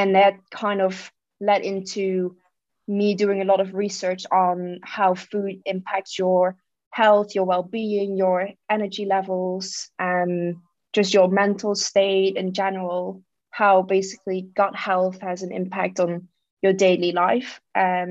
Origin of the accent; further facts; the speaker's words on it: Netherlands; also born or lived in Belgium / New York; now in London, United Kingdom; I grew up in the Netherlands, moved to Belgium, ended up moving to New York for a bit, and then randomly moved to London